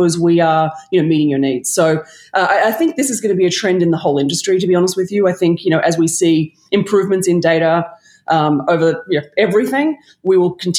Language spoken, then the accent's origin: English; Australia; accent: Australian; moved away as an adult; now in New York, United States; I used to be a Wallabies fan in Australia